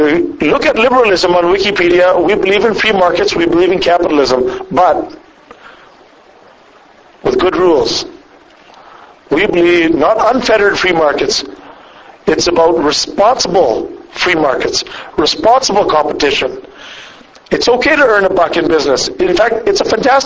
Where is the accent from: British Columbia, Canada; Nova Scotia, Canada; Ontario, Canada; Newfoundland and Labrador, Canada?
British Columbia, Canada; Squamish; now in Alberta, Canada; I was raised in Squamish, B.C., so I was raised on the coast over there.